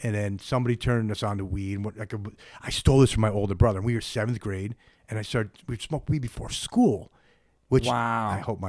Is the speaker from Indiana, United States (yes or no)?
no; Boston, Massachusetts, United States; born there; I'm like, they like, you grew up in New York? I'm like, no, I was born in Boston.